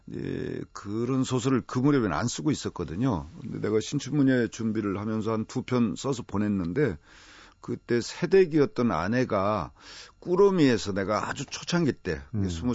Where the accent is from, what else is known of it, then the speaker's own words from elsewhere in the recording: Nonsan, South Chungcheong, South Korea; moved away; 강경논산 사이에 이 아주 드넓은 들 동네에서 자랐거든요